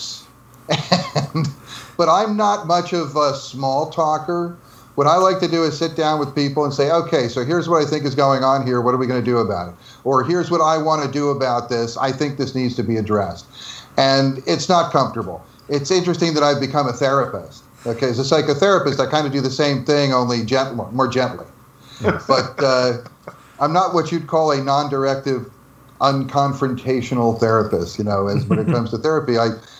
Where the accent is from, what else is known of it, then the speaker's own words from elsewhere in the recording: New Jersey, United States; I'm from New Jersey